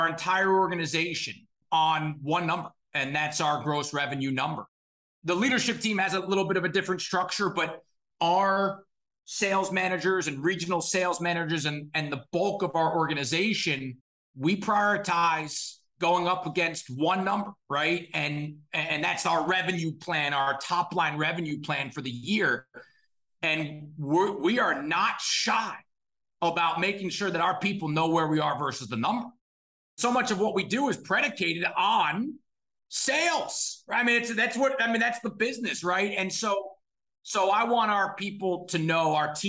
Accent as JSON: {"language": "English", "town": "Scarsdale", "region": "New York", "country": "United States", "tie": "born or raised there", "said": "Grew up in Scarsdale, New York, in Westchester County"}